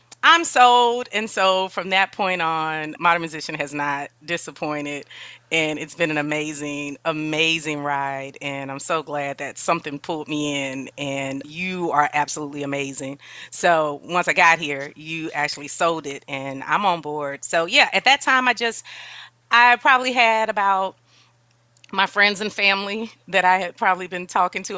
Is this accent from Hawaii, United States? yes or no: no; New Orleans, Louisiana, United States; now in San Antonio, United States; I'm from New Orleans originally